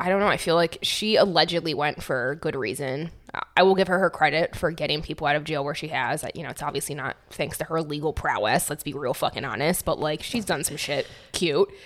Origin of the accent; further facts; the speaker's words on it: Michigan, United States; moved away as an adult; also born or lived in New York; I grew up in Michigan, super basic, like basic as fuck